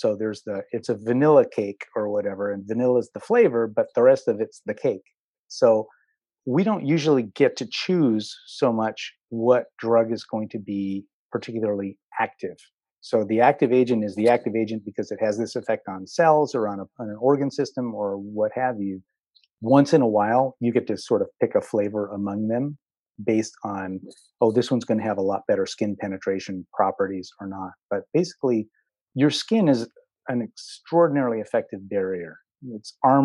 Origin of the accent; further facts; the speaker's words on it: Philadelphia, Pennsylvania, United States; I grew up in Philly